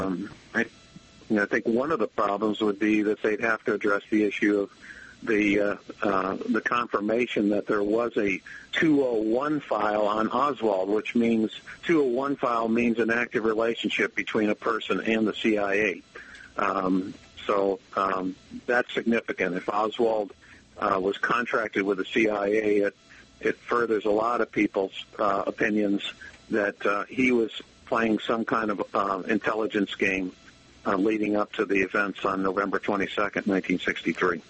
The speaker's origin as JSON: {"language": "English", "town": "Albany", "region": "New York", "country": "United States", "tie": "born or raised there", "moved": "as an adult", "lives_now": "Allegheny County, United States", "said": "where I grew up in Albany or where I am right now, Allegheny"}